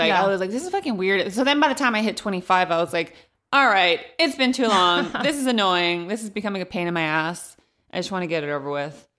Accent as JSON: {"language": "English", "town": "Modesto", "region": "California", "country": "United States", "tie": "born or raised there", "said": "even I did a show in my hometown of Modesto at the Gallo Center a couple weeks ago."}